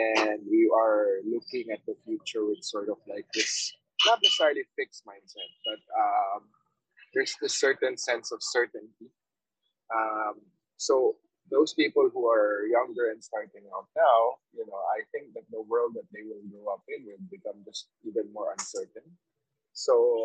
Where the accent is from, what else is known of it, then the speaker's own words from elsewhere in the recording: Philippines; now in Vietnam; as a Filipino overseas